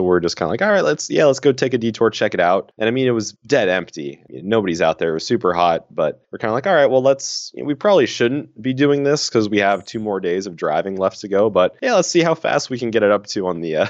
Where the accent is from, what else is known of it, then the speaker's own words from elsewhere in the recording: West Coast, United States; now in Ohio, United States; So I'm from the West Coast originally, going to school in Ohio State right now.